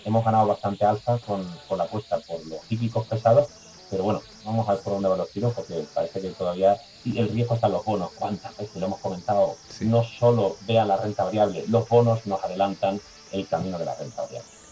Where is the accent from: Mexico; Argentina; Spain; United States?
Spain; Andalusia; Yo que soy andaluz